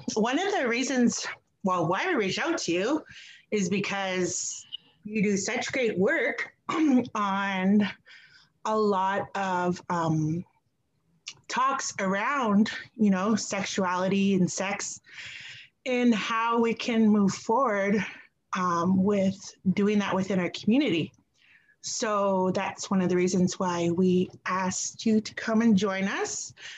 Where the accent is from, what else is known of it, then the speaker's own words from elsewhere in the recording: Wikwemikong, Ontario, Canada; now in Toronto, Canada; I currently reside in Toronto and I am from Wikwemkong and Skamuk